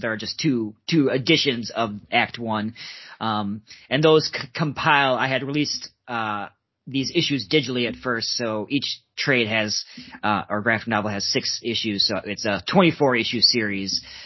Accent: Minnesota, United States; that's actually where I, I grew up uh, born and raised in Minnesota

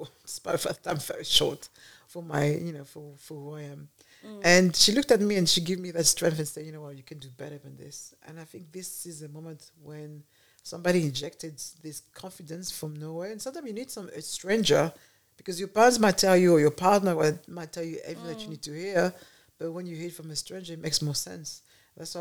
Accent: Paris, Île-de-France, France; now in United Kingdom; I was born in Paris

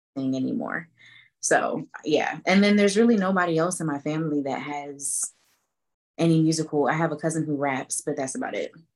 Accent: Atlanta, Georgia, United States; also born or lived in Boston, Massachusetts; I was born in Boston, Massachusetts, um, but I moved to Atlanta when I was five. So I'm basically from Atlanta.

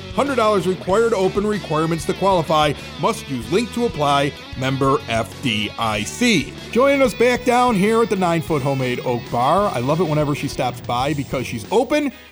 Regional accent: Chicago, Illinois, United States; also born or lived in West Coast / East Coast; I've lived here in, in Chicago, I grew up on the South Side

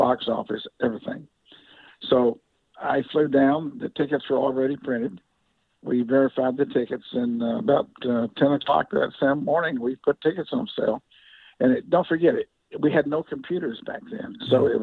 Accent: Wichita Falls, Texas, United States; also born or lived in Dallas, Texas; I was born and raised in Wichita Falls, Texas, which is like 150 miles north of Dallas

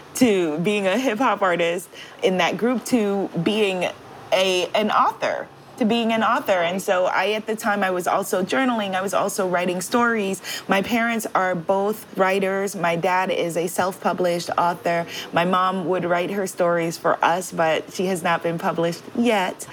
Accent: New York City, New York, United States; moved away as an adult; now in Guyana; in New York City

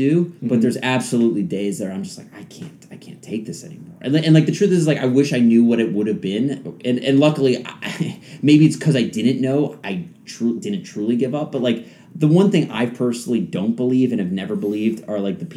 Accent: the New York area, United States; moved away as an adult; now in Los Angeles, United States; I grew up in the New York area.

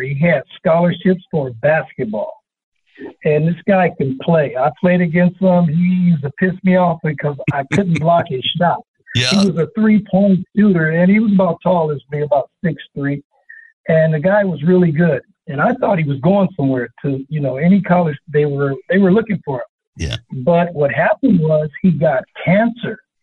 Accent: Los Angeles, California, United States; also born or lived in Chino, California; now in San Bernardino, United States; I'm from California, born in Los Angeles, and moved to Chino, California in the sixth grade, and so now I'm a San Bernardino

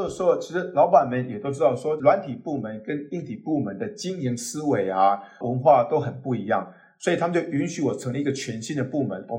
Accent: southern Taiwan, Taiwan; also born or lived in Taipei; 那我自己是啊台湾南部长大。那后来高中跟大学就在台北念书。

